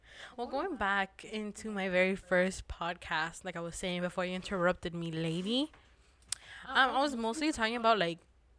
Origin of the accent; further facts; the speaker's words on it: El Salvador; since we're sisters, we're both from El Salvador. We grew up Hispanic, of course.